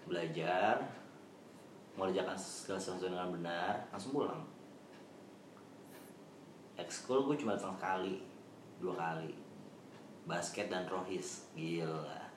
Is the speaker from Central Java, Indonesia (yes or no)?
no; East Jakarta, Jakarta, Indonesia; kan anak Jakarta Timur Jakarta mah